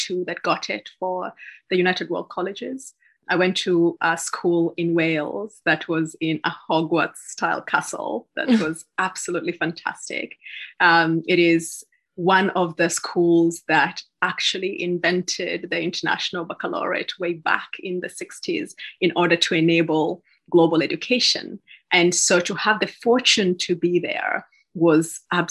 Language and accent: English; Kisii, Kisii County, Kenya; moved away as an adult; I was born in Kenya, in Kisii, in Western Kenya, and I had the fortune to attend one of the leading high schools in the country